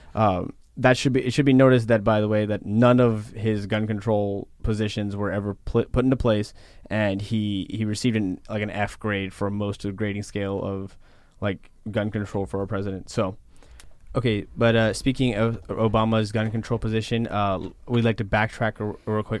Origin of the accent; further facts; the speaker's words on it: Texas, United States; I'm from Texas